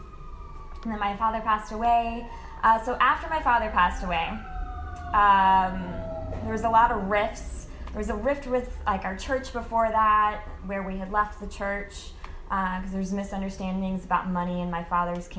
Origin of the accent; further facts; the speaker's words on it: Midwest, United States; now in Los Angeles, United States; I grew up in the Midwest